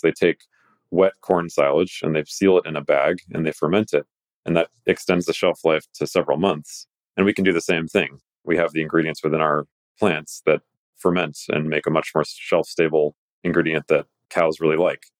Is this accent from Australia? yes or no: no; Greece; I'm a Greek. I was raised on Greek mythology